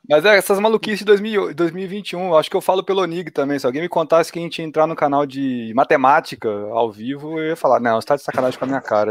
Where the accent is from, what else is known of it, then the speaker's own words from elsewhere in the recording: Minas Gerais, Brazil; como bom mineiro